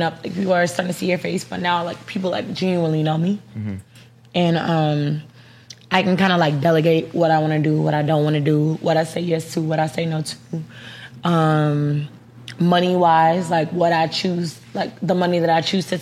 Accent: Dallas, Texas, United States; I'm from Dallas

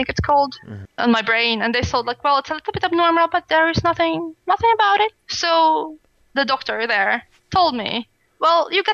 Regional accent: Siberia, Russia; English is a second language; moved away as an adult; now in Sweden; my hometown, because it's in Siberia

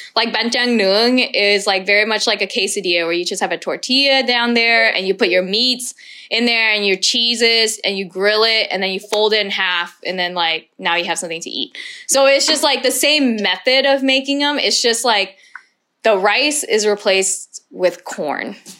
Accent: Texas, United States; moved away as an adult; now in Vietnam

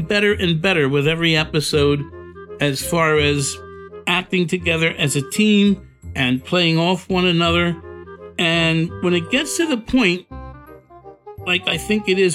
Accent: Philadelphia, Pennsylvania, United States; Born and raised in South Philadelphia, right there in that Italian ghetto.

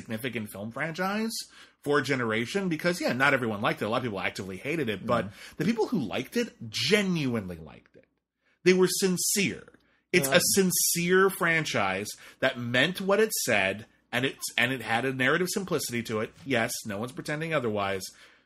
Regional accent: United States; We're white American men who are in or approaching middle age

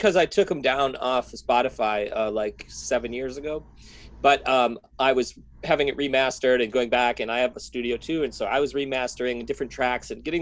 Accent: Milwaukee, Wisconsin, United States; now in Minneapolis, United States; I grew up in Milwaukee, so I'm half Minnesotan

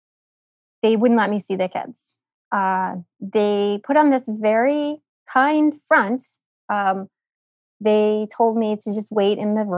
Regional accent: United States; I'm American

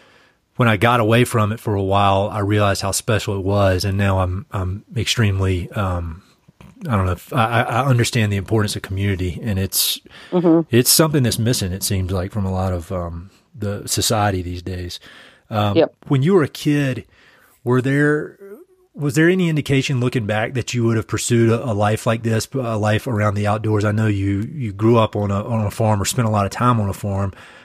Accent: North Carolina, United States; I'm from North Carolina, that's where this accent's from.

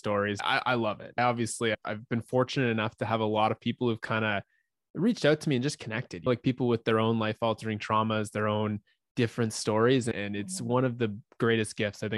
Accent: Ottawa, Ontario, Canada; I grew up in Ottawa, Canada. I've been here my whole life.

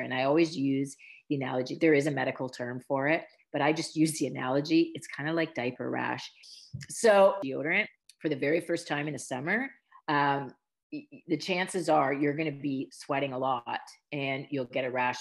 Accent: Ontario, Canada; I'm, Canadian, and I grew up in a small Mennonite community

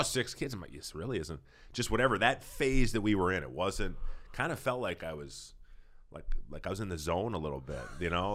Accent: Saint Paul, Minnesota, United States; I'm from Saint Paul

